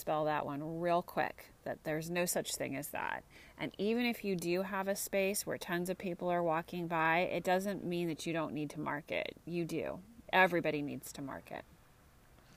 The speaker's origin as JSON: {"language": "English", "town": "Santa Cruz", "region": "California", "country": "United States", "tie": "born or raised there", "also_born_or_lived": "Marin County, California", "said": "I'm in beautiful Santa Cruz, California, which is my hometown"}